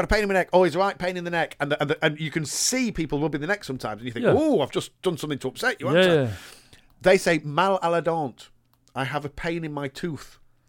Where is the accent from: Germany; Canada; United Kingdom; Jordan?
United Kingdom; Because when, and this is as British people.